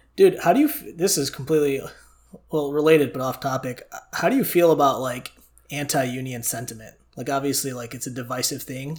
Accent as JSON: {"language": "English", "town": "Chicago", "region": "Illinois", "country": "United States", "said": "I'm from Chicago myself too."}